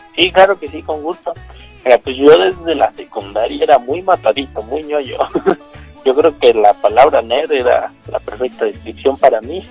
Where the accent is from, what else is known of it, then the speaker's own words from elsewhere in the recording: Mexico; soy justamente mexicano, así igual aquí en México